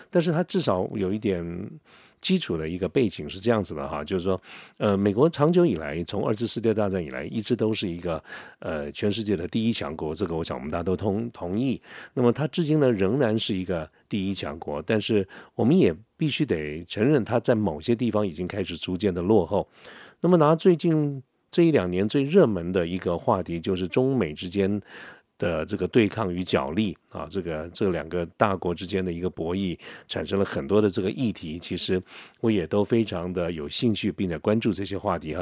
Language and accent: Chinese; Taiwan; 我们台湾这边有一个非常重大的一个建设，叫做十大建设